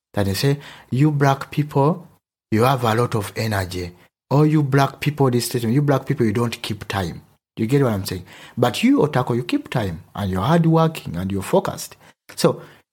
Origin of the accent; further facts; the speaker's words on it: Uganda; accent: Ugandan; first language Luganda; English is a second language; moved away as an adult; now in Germany; I come from Uganda, but my mother language is Luganda